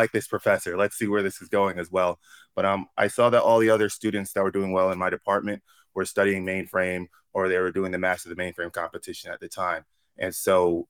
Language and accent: English; Syracuse, New York, United States; moved away as an adult; also born or lived in North Carolina; I'm originally from Syracuse, New York